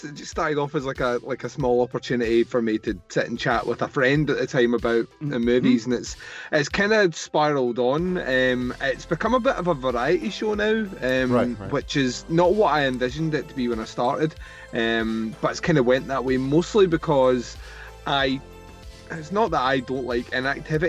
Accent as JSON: {"language": "English", "region": "Scotland", "country": "United Kingdom", "said": "I'm from Scotland"}